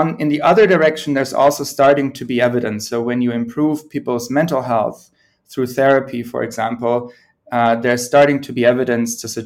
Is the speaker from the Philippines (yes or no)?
no; Germany; also born or lived in United Kingdom / United States; now in Sweden; I'm originally from Germany, have spent most of my career in the UK and the US, and I'm now based in Sweden.